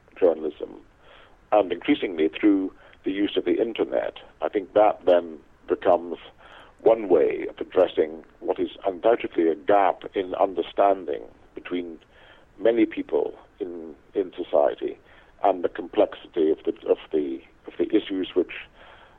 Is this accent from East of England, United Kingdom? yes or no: no; Scotland, United Kingdom; where I was born in Scotland